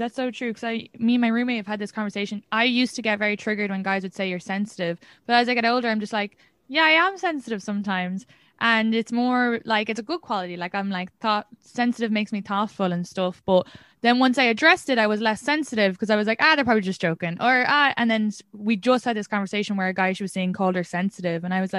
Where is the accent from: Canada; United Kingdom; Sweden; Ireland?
Ireland; I'd be very independent. I came from Ireland. I can do everything by myself, so it can be hard.